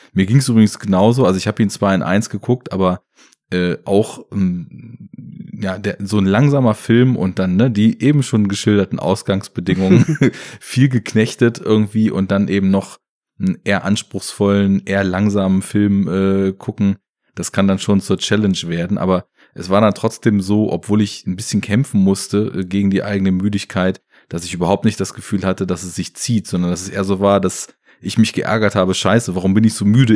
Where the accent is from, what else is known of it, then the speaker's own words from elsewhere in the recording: Germany; bei uns in Deutschland